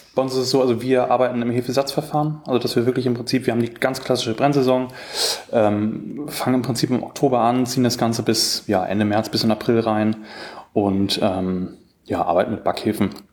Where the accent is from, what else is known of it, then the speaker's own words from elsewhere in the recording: near Bad Oldesloe, Schleswig-Holstein, Germany; Ich komme aus Schleswig-Holstein und, ähm, bin in der Nähe von Bad Oldesloe aufgewachsen